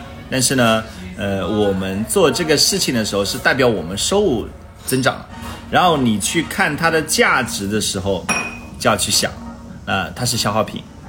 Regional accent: China; 我们其实中国人很喜欢雅、柔顺、舒服、愉悦。

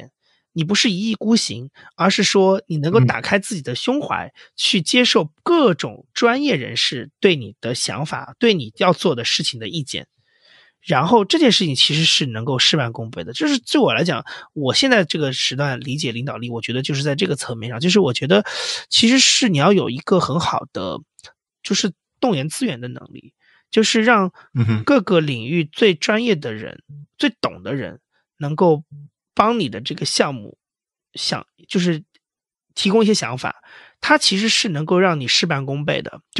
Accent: Huainan, Anhui, China; moved away; also born or lived in Shanghai; 因为我老家就是产豆腐的，安徽淮南，号称豆腐之乡，

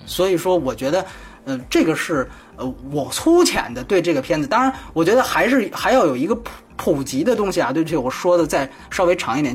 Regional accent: China; 我是大陆来的

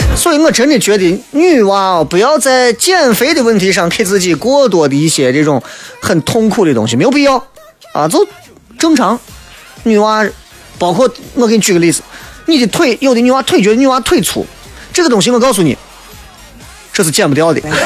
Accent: Xi'an, Shaanxi, China; accent: Guanzhong dialect; 我就爱舍陕西话。能舍陕西话的唱和绝对不舍普通话

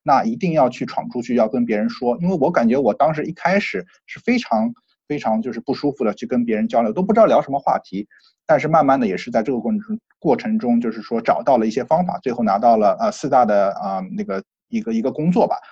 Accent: China; now in United States; 我们中国人

